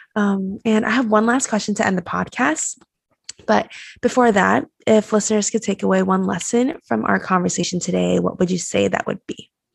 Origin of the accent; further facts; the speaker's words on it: Taiwan; moved away as an adult; I was born and raised in Taiwan, so I had to move across the world and come here.